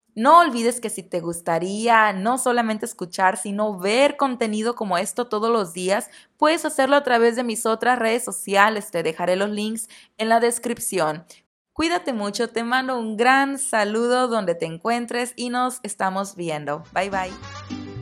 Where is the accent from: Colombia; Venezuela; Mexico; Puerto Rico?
Mexico; otras celebraciones que tenemos durante el año en el país, en México